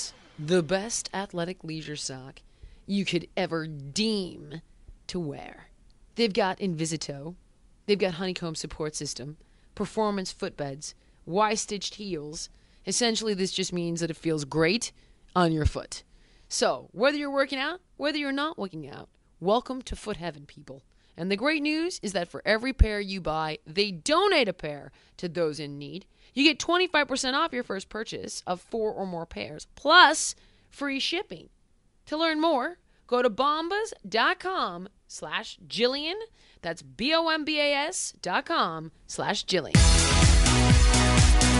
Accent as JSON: {"language": "English", "town": "Los Angeles", "region": "California", "country": "United States", "said": "you're from here, and so am"}